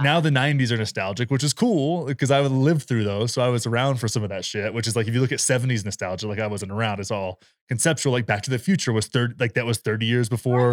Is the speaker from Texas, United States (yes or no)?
yes; rural Texas, United States